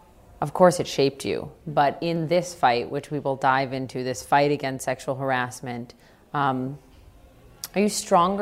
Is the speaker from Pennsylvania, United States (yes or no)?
no; Minnesota, United States; born or raised there; moved away